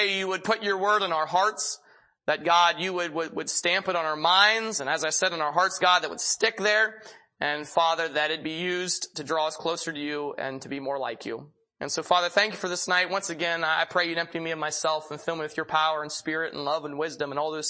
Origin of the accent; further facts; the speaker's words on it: Pennsylvania, United States; moved away as an adult; now in Chehalis, United States; I'm originally from Pennsylvania. My dad is a pastor at a church there in southwestern Pennsylvania